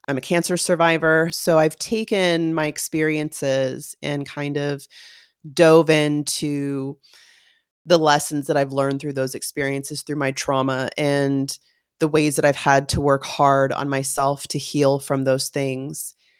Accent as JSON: {"language": "English", "region": "California", "country": "United States", "tie": "born or raised there", "said": "I was born and raised in California. I've considered myself a little bit of a gypsy. I've moved around the United States, lived in several states and cities and towns"}